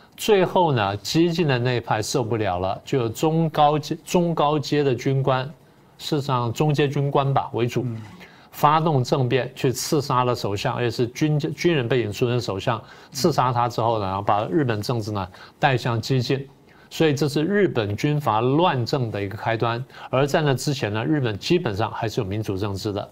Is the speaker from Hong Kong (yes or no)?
no; Taiwan; 作为我们台湾人来说